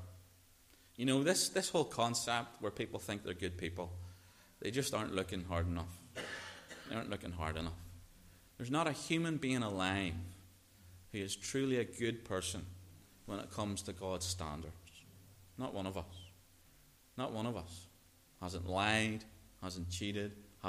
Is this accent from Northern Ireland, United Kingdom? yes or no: yes; Northern Ireland, United Kingdom; growing up in Northern Ireland